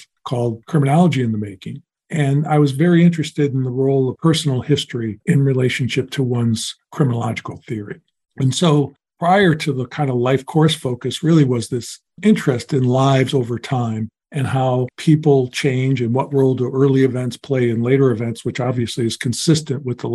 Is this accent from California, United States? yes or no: no; Chicago, Illinois, United States; moved away; I grew up in Chicago in a working class family